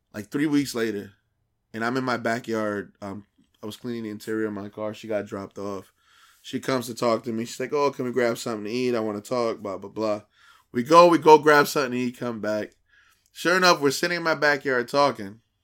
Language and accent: English; New Brunswick, New Jersey, United States; we're from the New Brunswick area, exit nine.